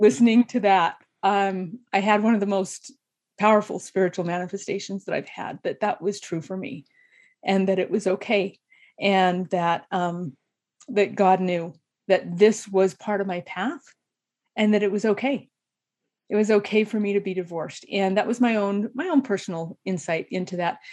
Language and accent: English; southeast Idaho, United States; moved away as an adult; also born or lived in Atlanta, Georgia; now in Utah, United States; in Idaho, we, in the southeast where I grew up